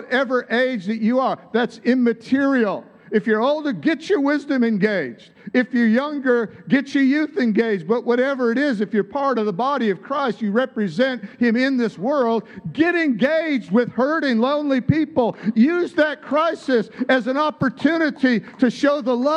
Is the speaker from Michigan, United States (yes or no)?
yes; Michigan, United States; accent: American; moved away as an adult; also born or lived in San Diego, California; I moved from Michigan, my home state, to California, to San Diego